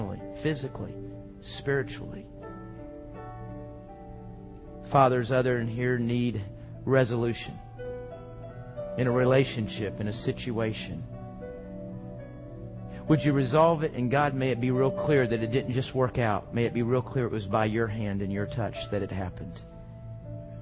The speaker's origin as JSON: {"language": "English", "country": "United States"}